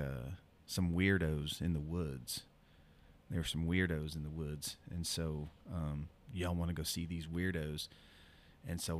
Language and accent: English; Broken Arrow, Oklahoma, United States; also born or lived in Tulsa, Oklahoma; I grew up, we moved from East Tulsa to Broken Arrow